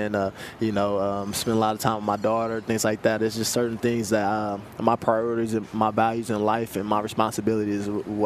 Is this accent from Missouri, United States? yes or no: yes; Kansas City, Missouri, United States; I'm also from Kansas City, Missouri